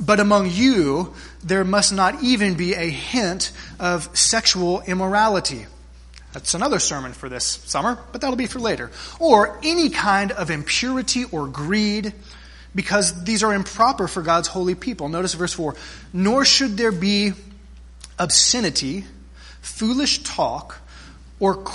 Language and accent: English; South Texas, United States; Growing up in South Texas, we spent many a weekend at my grandparents' lake house there on Lake Corpus Christi